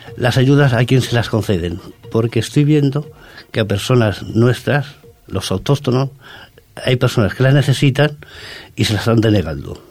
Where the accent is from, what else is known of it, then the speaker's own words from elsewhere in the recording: Córdoba, Andalusia, Spain; now in Ripollet, Spain; Yo soy no soy de autóctono de aquí, soy de Córdoba